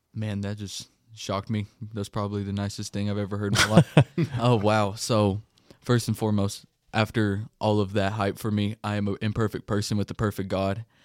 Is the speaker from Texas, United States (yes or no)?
yes; Denver City, Texas, United States; I grew up in Denver City, Texas, a little, little town, about 7,000 people in population.